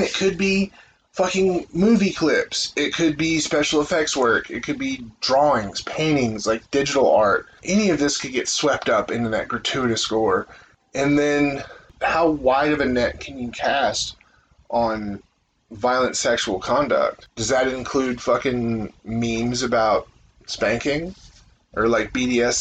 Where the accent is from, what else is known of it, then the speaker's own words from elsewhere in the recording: United States; I'm an American